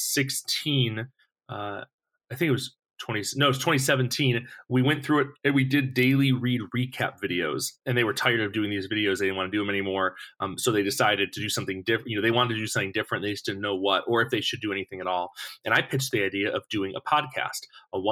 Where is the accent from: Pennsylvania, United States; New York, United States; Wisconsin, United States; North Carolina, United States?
New York, United States; Buffalo; moved away as an adult; also born or lived in Missouri; now in California, United States; I was born in New York City, raised in Buffalo, New York.